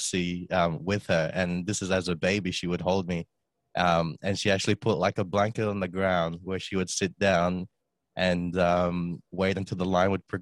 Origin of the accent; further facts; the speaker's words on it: Australia; also born or lived in Philippines; I was actually born there, and then 9 months later came to Australia to grow up.